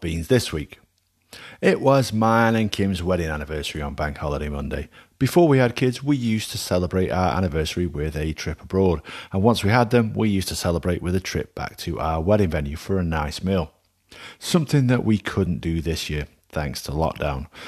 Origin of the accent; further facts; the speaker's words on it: Alsager, North West England, United Kingdom; my hometown of Allsager does not have a Mexican restaurant.